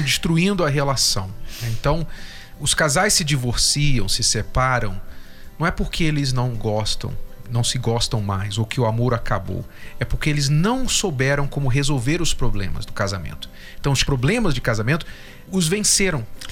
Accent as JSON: {"language": "Portuguese", "town": "Jundiaí", "region": "São Paulo", "country": "Brazil", "said": "Sou de Jundiaí"}